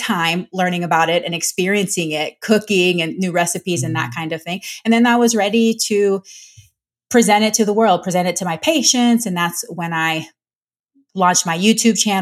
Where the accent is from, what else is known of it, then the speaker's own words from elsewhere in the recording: Panama; I'm Panamanian. I'm from Latin America.